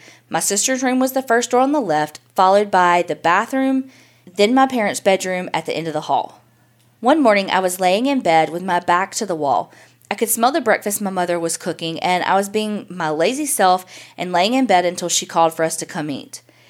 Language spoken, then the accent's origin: English; West Virginia, United States; I grew up in the West Virginia coal fields. When I was 6 years old, our house burned to the ground.